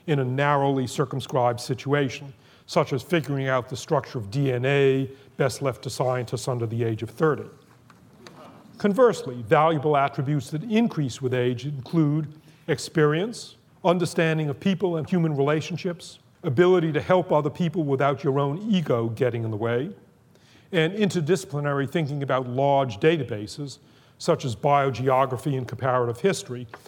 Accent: Boston, Massachusetts, United States; when I was growing up in Boston

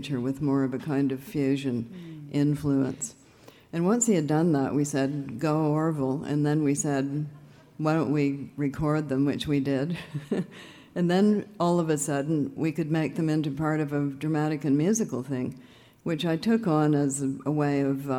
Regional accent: Canada; I'm from Canada

